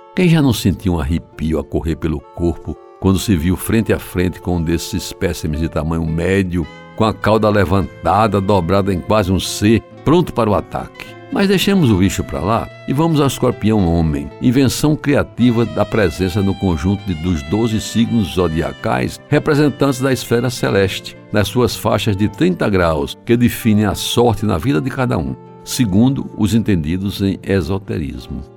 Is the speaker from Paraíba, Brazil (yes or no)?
yes; João Pessoa, Paraíba, Brazil; quando abri os olhos para o mundo, na casa número 508 da antiga Rua da Concórdia, em Jaguaribe